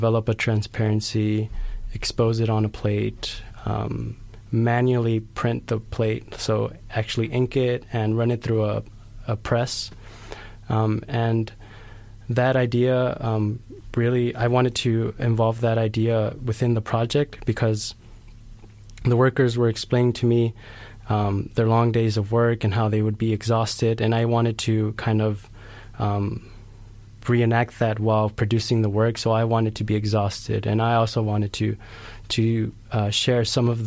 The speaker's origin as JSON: {"language": "English", "town": "Los Angeles", "region": "California", "country": "United States", "tie": "born or raised there", "moved": "as an adult", "lives_now": "Santa Cruz, United States", "said": "I grew up in South Central Los Angeles"}